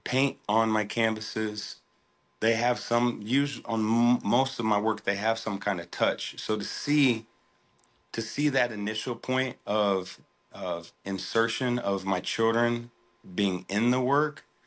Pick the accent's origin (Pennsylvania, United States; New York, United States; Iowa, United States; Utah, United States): Iowa, United States; Des Moines; I'm from, born and raised in Des Moines, Iowa.